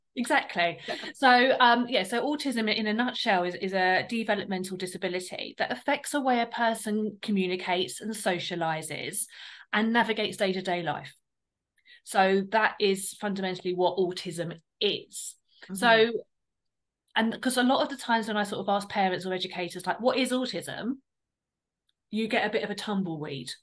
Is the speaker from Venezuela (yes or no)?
no; United Kingdom; we're from the South. So there was a very like difference in our um, accents